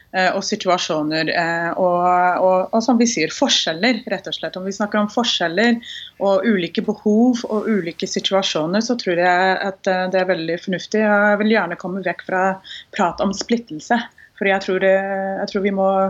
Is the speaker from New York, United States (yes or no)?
no; Houston, Texas, United States; born or raised there; Norwegian is a second language; now in Norway